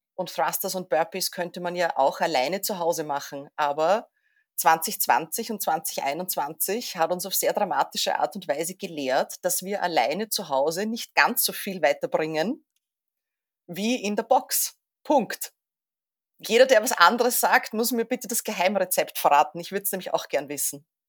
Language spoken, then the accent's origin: German; Vienna, Austria; ich komme aus Wien